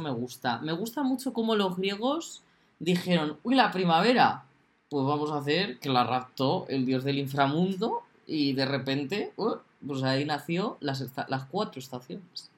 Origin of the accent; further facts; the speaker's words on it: Castilla-La Mancha, Spain; somos de La Mancha